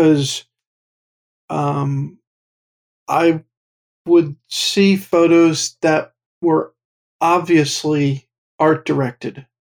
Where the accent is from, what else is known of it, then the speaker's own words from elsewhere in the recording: Pottstown, Pennsylvania, United States; also born or lived in Pittsburgh; I'm originally from Pottstown